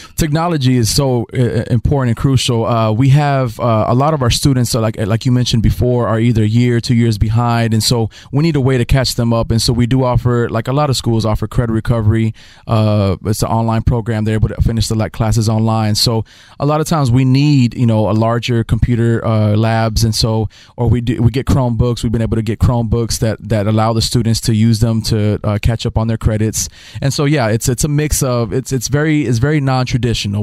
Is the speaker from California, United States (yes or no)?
no; Dallas, Texas, United States; moved away as an adult; also born or lived in Oklahoma; now in Houston, United States; I was raised in Dallas